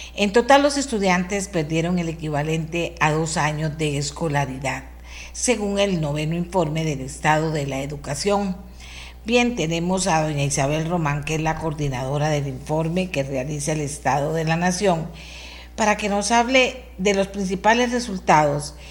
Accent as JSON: {"language": "Spanish", "country": "Costa Rica", "said": "lo que somos los costarricenses"}